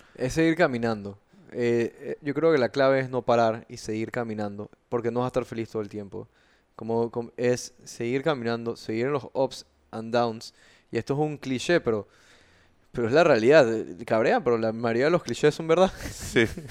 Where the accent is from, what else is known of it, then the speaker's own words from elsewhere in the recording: Panama; yo sea panameño, eh, soy panameño, me siento panameño